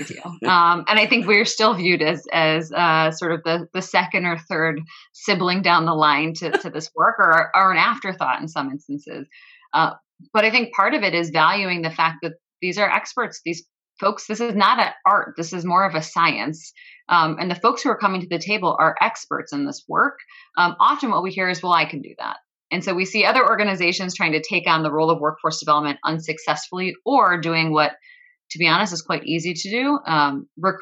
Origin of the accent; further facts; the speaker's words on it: Buffalo, New York, United States; I grew up in Buffalo.